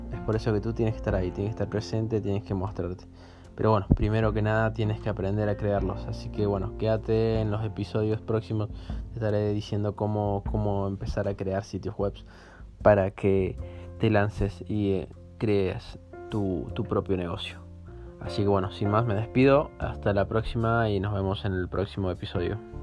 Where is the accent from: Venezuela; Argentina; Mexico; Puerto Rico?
Argentina; Yo soy argentina